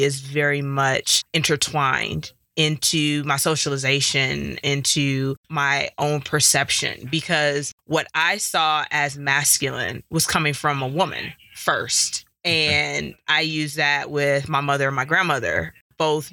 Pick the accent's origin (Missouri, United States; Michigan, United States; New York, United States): Michigan, United States; Detroit; now in Colorado, United States; Growing up in Detroit